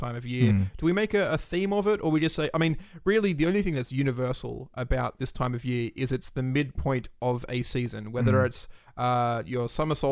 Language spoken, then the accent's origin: English; Australia; growing up in Australia